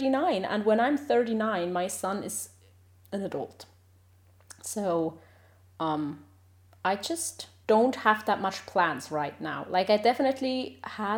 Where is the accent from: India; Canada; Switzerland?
Switzerland; moved away; also born or lived in Sweden; I'm from Switzerland originally